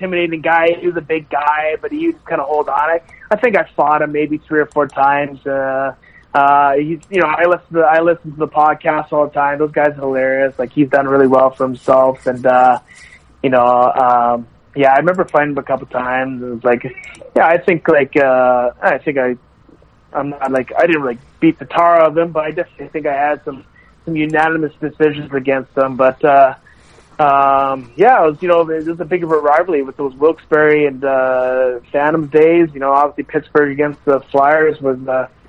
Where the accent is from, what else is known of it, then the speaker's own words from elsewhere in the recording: Canada; we have two Nipah natives